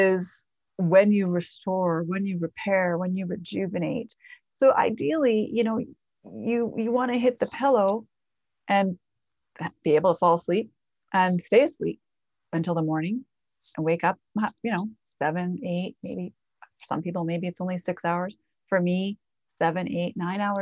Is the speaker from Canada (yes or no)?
yes; Canada; I'm Canadian too.